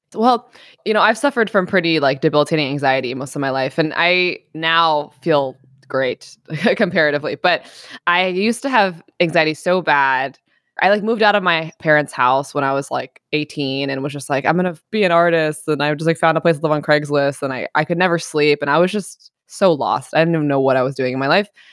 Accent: New York City, New York, United States; now in Long Beach, United States; I grew up in New York City, in Greenwich Village

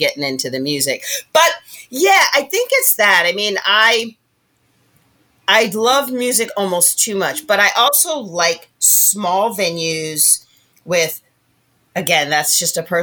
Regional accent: Rochester, New York, United States; moved away; I grew up in Rochester, New York, right? So upstate New York

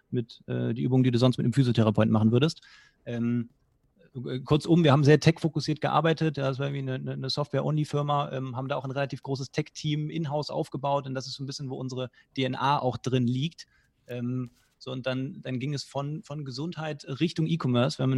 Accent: Cologne, North Rhine-Westphalia, Germany; born there; Ähm, ich selber bin gebürtiger Kölner.

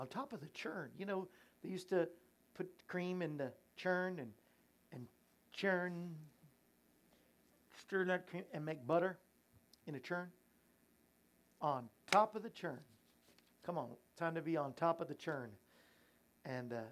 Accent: Florida, United States; also born or lived in Missouri / Tulare, California; now in Tennessee, United States; I grew up in Florida. I live in Missouri

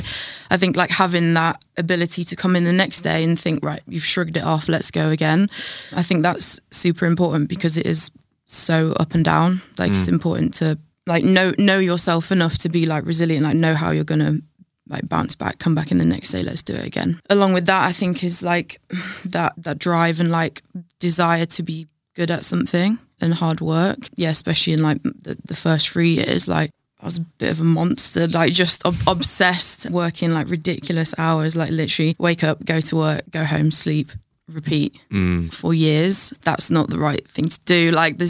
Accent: Scunthorpe, Yorkshire and the Humber, United Kingdom; now in London, United Kingdom; A place called Scunthorpe in North Lincolnshire.

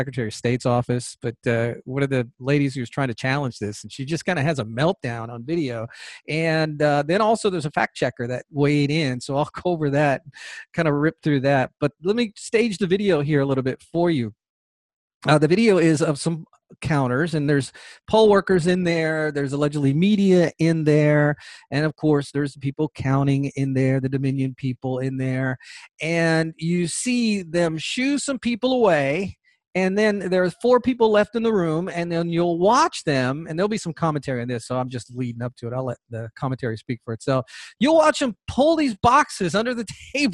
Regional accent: Georgia, United States; here in my home state of Georgia

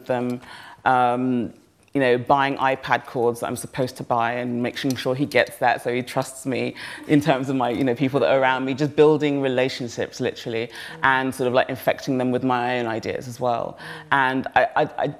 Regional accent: Nigeria; I'm so Nigerian

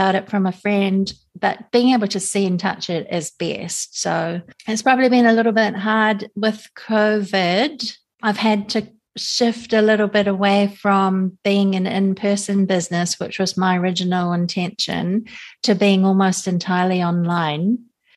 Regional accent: Auckland, New Zealand; now in Japan; we're from New Zealand, so we grew up with wool, definitely. All of us did

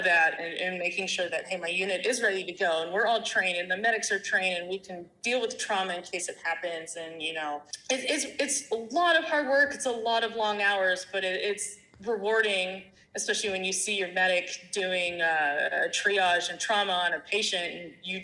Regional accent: United States; moved away as an adult; also born or lived in North Carolina / San Antonio, Texas; now in Germany

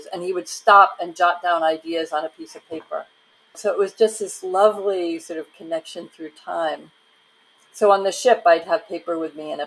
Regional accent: a village outside of Cincinnati, Ohio, United States; I grew up in a village of about 3,000 people outside of Cincinnati

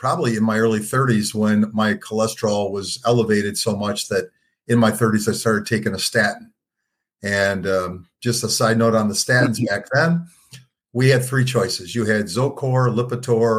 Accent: Detroit, Michigan, United States; I grew up in Detroit, moved in eighth grade to the suburbs

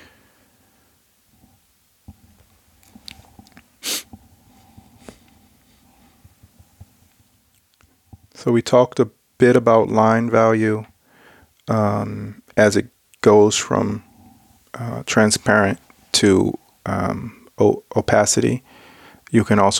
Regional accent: United States; now in Denmark; I'm American

